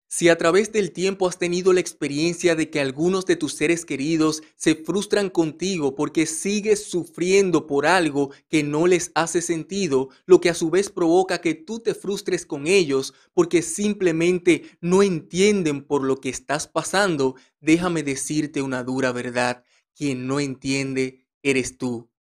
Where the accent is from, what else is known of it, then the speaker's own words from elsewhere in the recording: Dominican Republic; en mi país, República Dominicana